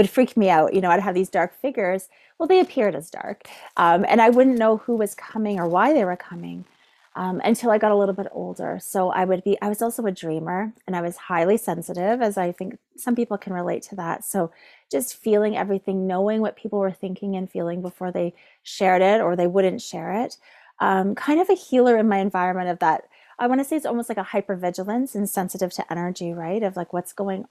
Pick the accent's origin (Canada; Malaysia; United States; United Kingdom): Canada; Neyaashiinigmiing, Ontario; I am from Neshengangaming, which is called Cape Croker